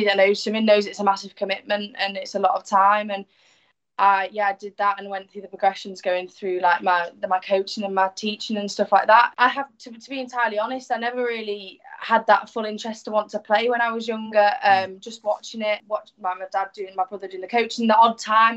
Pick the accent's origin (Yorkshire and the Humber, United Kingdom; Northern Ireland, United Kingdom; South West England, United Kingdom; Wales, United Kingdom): Yorkshire and the Humber, United Kingdom; York; born or raised there; also born or lived in Hull; now in Salford, United Kingdom